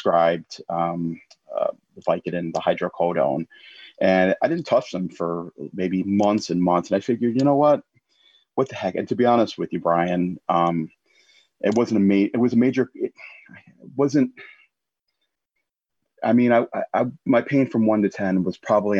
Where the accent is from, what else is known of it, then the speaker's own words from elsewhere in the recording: United States; moved away as an adult; also born or lived in Florida / Italy; now in England, United Kingdom; I'm American. Yeah. It's in my blood